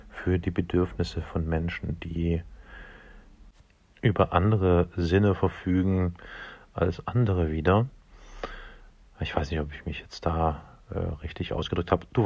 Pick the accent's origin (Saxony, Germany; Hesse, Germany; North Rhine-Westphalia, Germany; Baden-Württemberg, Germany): Saxony, Germany; Dresden; Ich komme aus Dresden und ähm, Dresden ist bekanntlicherweise ein, hm, wie soll ich sagen, schwieriges, heißes Pflaster politisch und ein echtes Drama.